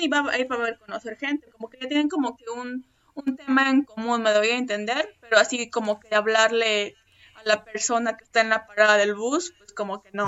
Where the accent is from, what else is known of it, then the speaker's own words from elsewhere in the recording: Mexico; moved away as an adult; now in Sweden; yo soy de México